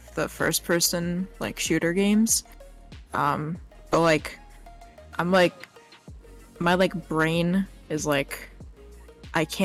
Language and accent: English; New Jersey, United States; I grew up in North Jersey and currently living there right now